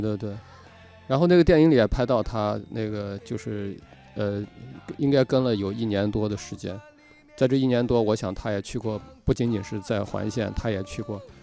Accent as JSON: {"language": "Chinese", "town": "Yinchuan", "region": "Ningxia", "country": "China", "tie": "born or raised there", "said": "我在银川长大嘛"}